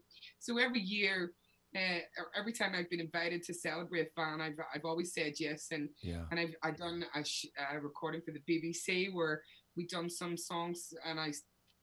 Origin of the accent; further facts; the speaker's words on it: Belfast, Northern Ireland, United Kingdom; moved away as an adult; growing up in Belfast, he was everywhere. And I mean, I was very young.